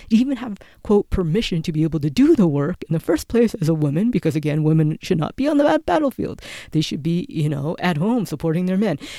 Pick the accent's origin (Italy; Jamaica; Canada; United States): Canada; I am a Canadian, and being a Canadian who grew up in the Canadian school system